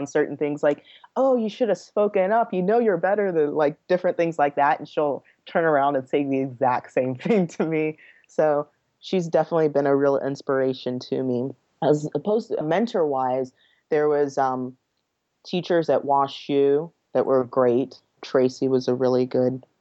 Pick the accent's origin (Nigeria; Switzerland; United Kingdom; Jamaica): Nigeria; now in United States; I'm from Nigeria. I was born there.